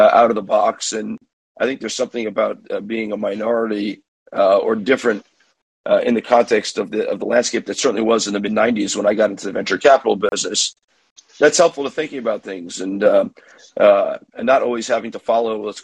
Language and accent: English; New York City, New York, United States; first language English; moved away as an adult; now in Jerusalem, Israel; I grew up in New York, raised in Manhattan, born, like I said, there